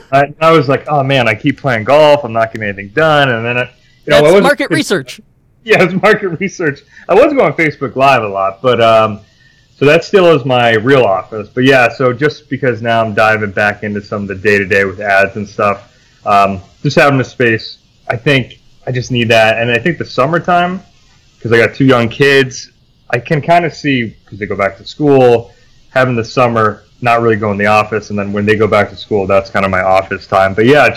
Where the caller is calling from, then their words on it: Vermont, United States; Beautiful Vermont, where there isn't many golf courses and it's mostly winter.